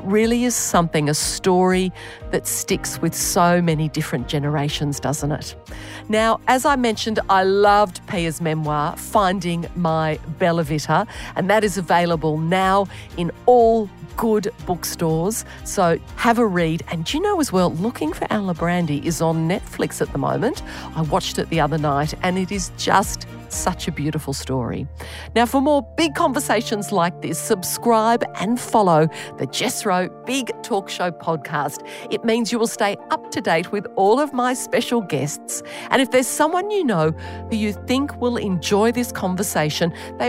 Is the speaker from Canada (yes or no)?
no; Australia; accent: Aussie; my terrible Aussie accent.